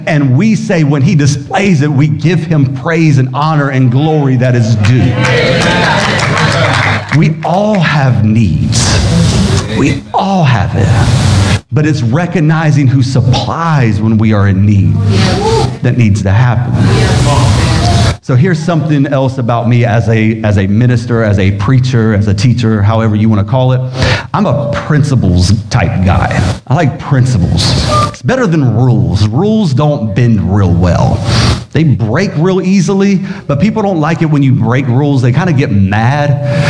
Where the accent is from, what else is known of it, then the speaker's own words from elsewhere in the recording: Biloxi, Mississippi, United States; born there; also born or lived in Valdosta, Georgia / Sumter, South Carolina; Now see, I can make fun of that because I was born in Biloxi, Mississippi. So I'm even allowed to say Mississippi. And then from there, I moved to Valdosta, Georgia. And then there, we moved to Sumter, South Carolina because my dad was in the Air Force